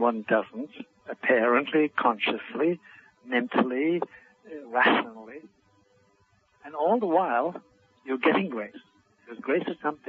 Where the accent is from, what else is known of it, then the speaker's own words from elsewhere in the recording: Ireland; first language Irish Gaelic; English is a second language; in my native language, Gaelic, Dolanishuk is a Dolanolkus, is a famous phrase.